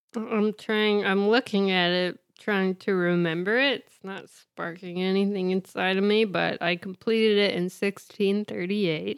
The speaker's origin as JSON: {"language": "English", "region": "Indiana", "country": "United States", "said": "I'm from Indiana"}